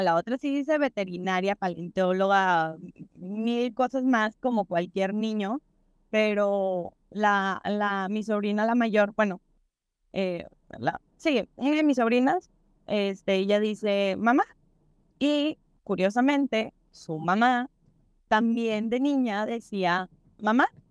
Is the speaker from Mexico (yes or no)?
yes; Mexico; para nosotros como mexicanos